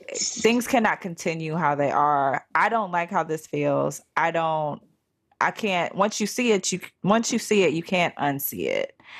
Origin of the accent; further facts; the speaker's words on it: Cleveland, Ohio, United States; where I grew up at in the Cleveland area